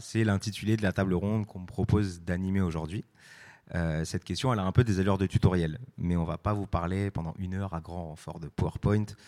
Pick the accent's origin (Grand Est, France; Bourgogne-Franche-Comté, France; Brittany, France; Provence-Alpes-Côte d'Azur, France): Brittany, France; Brest; je suis de Brest, et vraiment Brest, c'est le bout